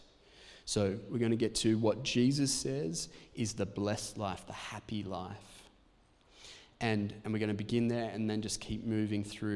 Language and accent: English; Australia; we're Protestants and also because we're Australian.